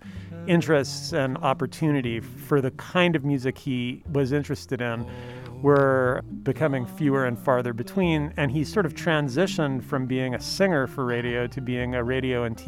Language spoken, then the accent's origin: English; Canada; now in Riverside, United States; Ken Steele is a Canadian like me, though, well, actually both of us are dual citizens now, but we're both originally from Canada